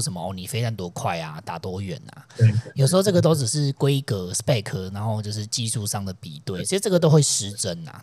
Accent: Taiwan; 身为台湾人

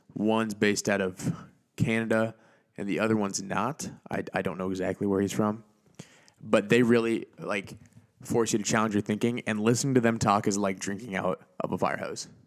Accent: Auburn, Indiana, United States; here in Auburn, your hometown, well, my hometown

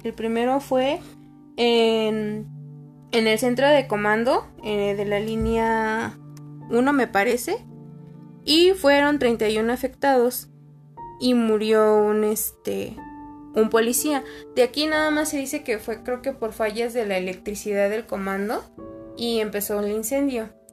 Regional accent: Mexico; also born or lived in Mexico City; como buen mexicano

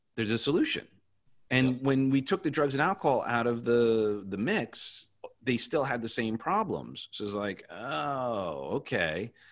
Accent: Long Island, New York, United States; now in Florida, United States; I grew up on Long Island

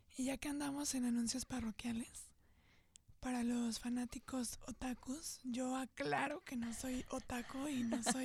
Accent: Querétaro, Mexico; moved away as an adult; now in Tijuana, Mexico; yo soy de Querétaro y tengo muy poco tiempo acá

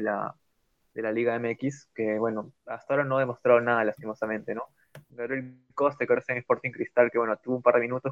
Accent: Peru; yo como peruano

